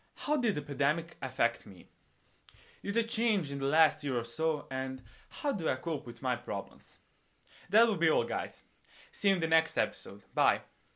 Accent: Bosnia & Herzegovina; I'm a high school student, and I come from Bosnia

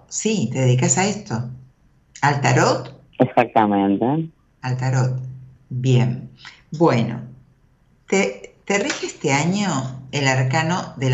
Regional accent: Libertad, Buenos Aires Province, Argentina; De soy Libertad, partido de Merla.

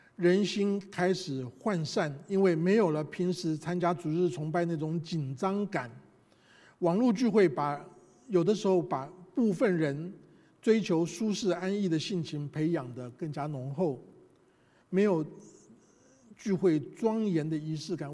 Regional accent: Taiwan; moved away; 我们这一代从台湾来的人

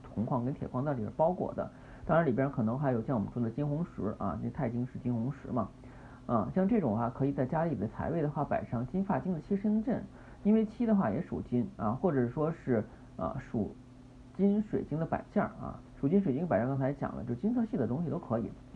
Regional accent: China; 我们中国人是讲五行的

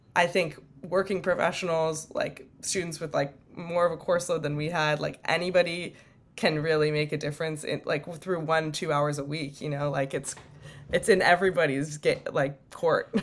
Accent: Bay Area, California, United States; I am from the Bay Area

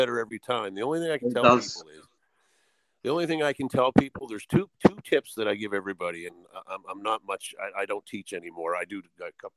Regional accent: Atlantic Canada, Canada; I do a bunch of Maritimer stuff. I am an Atlantic Canadian

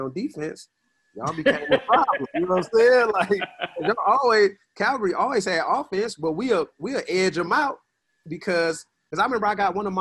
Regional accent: Oakland, California, United States; I'm from Oakland

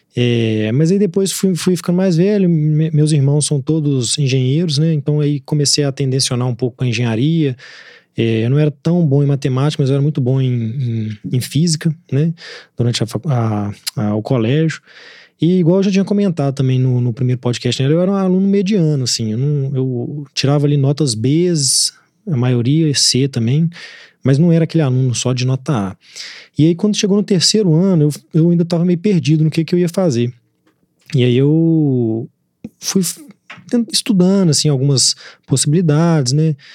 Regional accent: Belo Horizonte, Minas Gerais, Brazil; eu nasci aqui, minha juventude eu passei aqui

